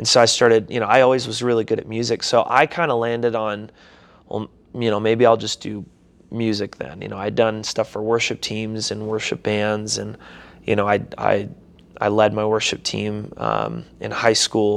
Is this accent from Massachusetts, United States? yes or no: no; St. Cloud, Minnesota, United States; moved away; also born or lived in Seattle, Washington / Des Moines, Iowa / Hector, Minnesota; I was born in Seattle, Washington, but I actually grew up a majority of my life in St. Cloud, Minnesota